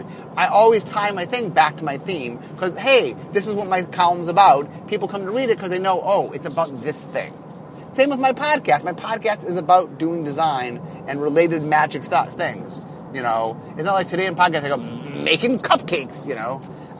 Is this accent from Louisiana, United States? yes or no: no; Seattle, Washington, United States; Okay, so I'm from Seattle.